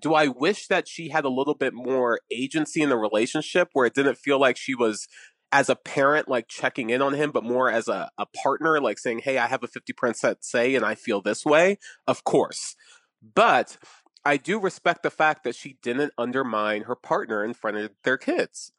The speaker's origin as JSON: {"language": "English", "town": "Atlantic City", "region": "New Jersey", "country": "United States", "tie": "born or raised there", "said": "I'm from Atlantic City. I, was born there. I have family there"}